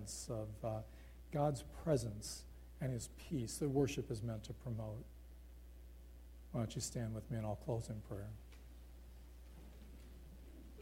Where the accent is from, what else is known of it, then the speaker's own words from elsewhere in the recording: United States; moved away as an adult; I'm from America